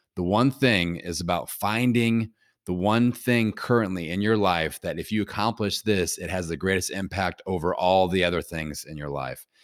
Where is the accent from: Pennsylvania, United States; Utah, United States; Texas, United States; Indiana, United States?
Indiana, United States; Bloomington; my hometown here in Bloomington, Indiana